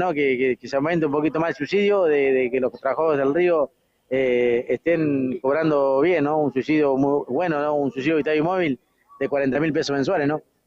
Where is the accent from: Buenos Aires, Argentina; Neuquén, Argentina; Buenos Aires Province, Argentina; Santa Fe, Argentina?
Santa Fe, Argentina; Villa Constitución; Yo soy de Villa Constitución, provincia de Santa Fe